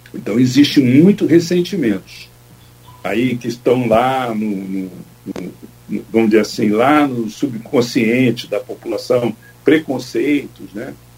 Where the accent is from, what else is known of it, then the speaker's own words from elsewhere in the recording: Rio de Janeiro, Brazil; accent: carioca; also born or lived in São Paulo; Eu sou paulista. Tenho sotaque de carioca, porque eu fui criado no Engenho Novo, no subúrbio do Rio de Janeiro, mas eu sou paulista